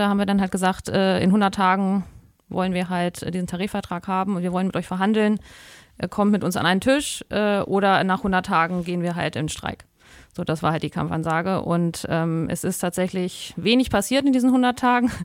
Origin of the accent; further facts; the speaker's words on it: Germany; bei uns in Deutschland